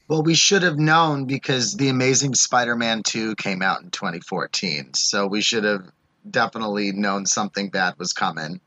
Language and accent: English; New York City, New York, United States; moved away; I was visiting home in New York